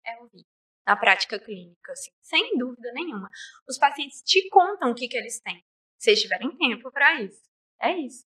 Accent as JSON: {"language": "Portuguese", "town": "Nanuque", "region": "Minas Gerais", "country": "Brazil", "tie": "born or raised there", "moved": "as an adult", "lives_now": "Governador Valadares, Brazil", "said": "Eu cresci em Nanuque a vida inteira. E aí eu mudei pra cá por causa da faculdade."}